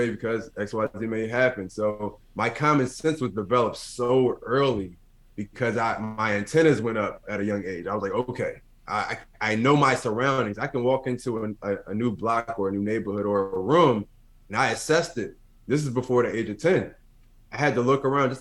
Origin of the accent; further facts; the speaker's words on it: Philadelphia, Pennsylvania, United States; growing up in North Philadelphia, to be exact